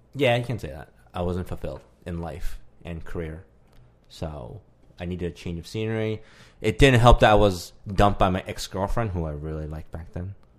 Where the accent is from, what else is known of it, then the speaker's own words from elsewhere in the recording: Canada; as a Canadian